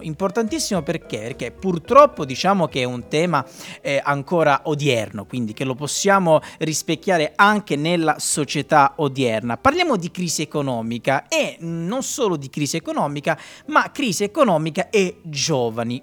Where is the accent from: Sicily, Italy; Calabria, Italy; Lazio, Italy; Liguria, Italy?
Calabria, Italy; io e Luca siamo calabresi